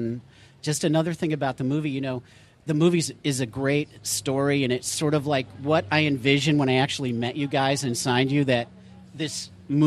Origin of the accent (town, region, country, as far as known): Chicago, Illinois, United States; moved away